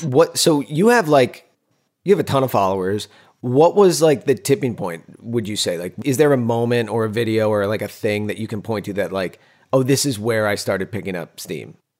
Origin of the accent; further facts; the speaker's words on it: Northeast, United States; We're Italians from the Northeast